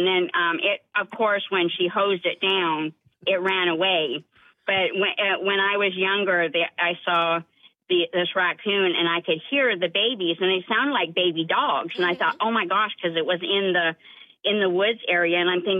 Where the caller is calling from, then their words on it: Mount Pleasant, United States; I am in Mount Pleasant right now, on my way to work.